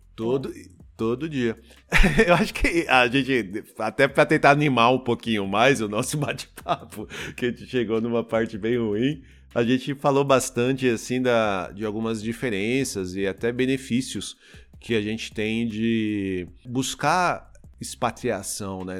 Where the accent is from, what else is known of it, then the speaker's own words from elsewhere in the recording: Osasco, São Paulo, Brazil; eu falo que eu sou de São Paulo, mas na verdade eu sou da Grande São Paulo, né? Eu, eu sou de Osasco